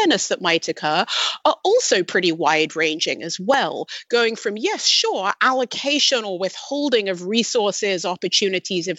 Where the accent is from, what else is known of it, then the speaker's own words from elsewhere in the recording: United Kingdom; I'm British